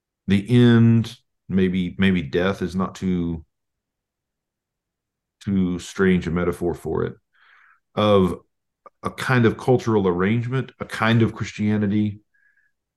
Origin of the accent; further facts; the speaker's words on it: Oklahoma, United States; moved away as an adult; also born or lived in Tulsa; we're both from Oklahoma